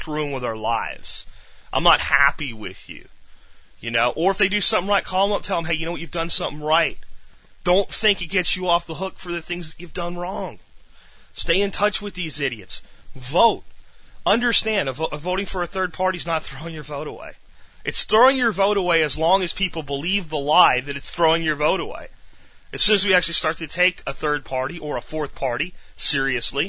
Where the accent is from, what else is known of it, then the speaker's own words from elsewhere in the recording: United States; also born or lived in Texas; we're American citizens. This is our nation.